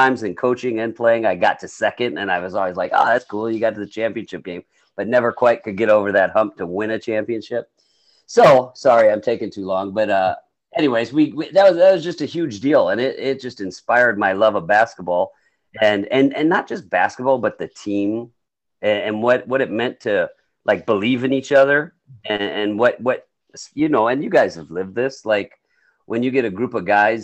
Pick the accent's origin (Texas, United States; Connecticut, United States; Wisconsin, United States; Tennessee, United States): Wisconsin, United States; Monroe; moved away as an adult; now in Iowa, United States; So I'm from Wisconsin. I'm from Monroe, Wisconsin, which is, you know, a smaller town.